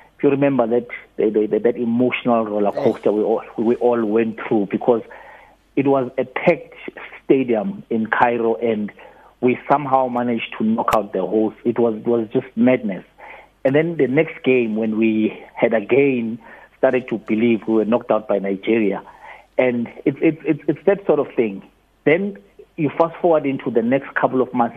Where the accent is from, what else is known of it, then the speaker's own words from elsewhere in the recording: South Africa; we are South African.